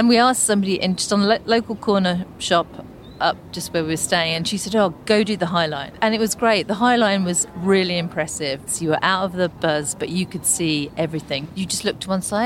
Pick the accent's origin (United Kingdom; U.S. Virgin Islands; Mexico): United Kingdom; London; now in near Wales, United Kingdom; I'm from North London